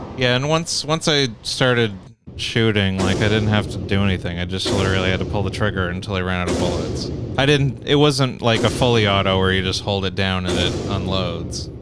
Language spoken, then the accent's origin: English; Canada; I'm from Canada